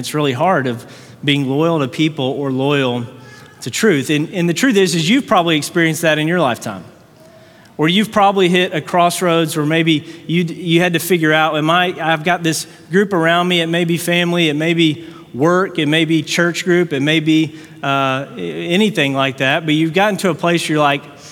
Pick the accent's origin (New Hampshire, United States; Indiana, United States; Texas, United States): Texas, United States; Fort Worth; we're from Fort Worth, Texas